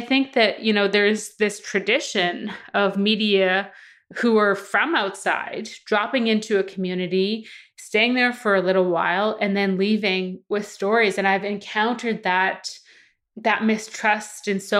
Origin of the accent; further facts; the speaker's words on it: Saskatchewan, Canada; I grew up in Saskatchewan. I grew up mostly like on my mom's reserve, which is actually a reserve, small reserve in a community called File Hills